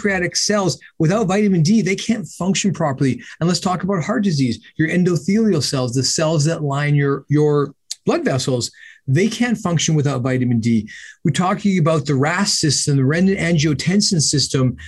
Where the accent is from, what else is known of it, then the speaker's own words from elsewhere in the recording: Canada; I'm Canadian